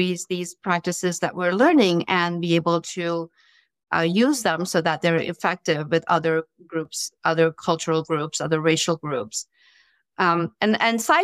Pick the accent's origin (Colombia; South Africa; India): India; moved away as an adult; now in United States; I'm originally from India and did some of my training, my education there, and then came to the U.S.